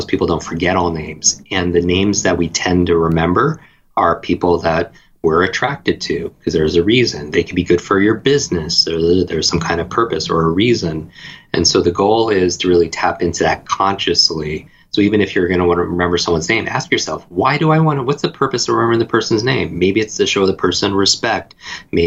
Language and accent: English; Northeast, United States; I grew up in the Northeast.